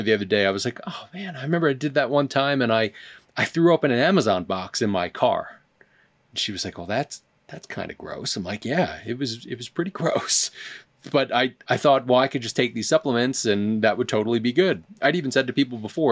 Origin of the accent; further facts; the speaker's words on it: Philadelphia, Pennsylvania, United States; I'm from Philly